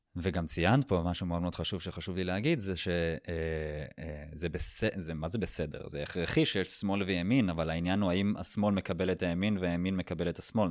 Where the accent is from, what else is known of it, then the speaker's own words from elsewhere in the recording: Israel; נולדנו בישראל, אה, ללאום יהודי